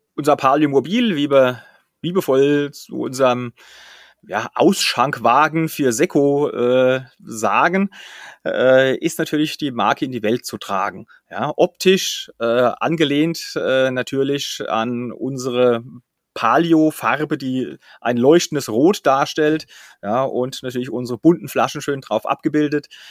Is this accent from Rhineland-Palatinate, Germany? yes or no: yes; Flörsheim-Dalsheim, Rhineland-Palatinate, Germany; Flörsheim-Dalsheim, meinem Heimatort